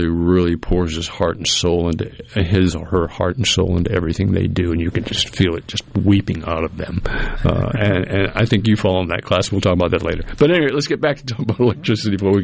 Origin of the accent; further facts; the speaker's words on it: Cape Cod, Massachusetts, United States; now in Mississippi, United States; I grew up on Cape Cod, but I've been down here for, gosh, 35, 40 years